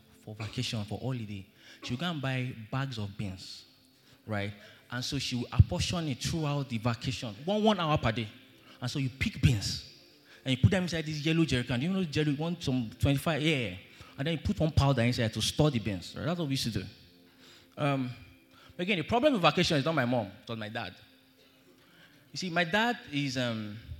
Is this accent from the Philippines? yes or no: no; Nigeria; I grew up in Lorient